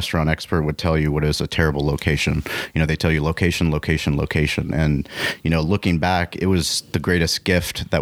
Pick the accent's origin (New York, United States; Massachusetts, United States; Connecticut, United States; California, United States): California, United States; San Diego; growing up in San Diego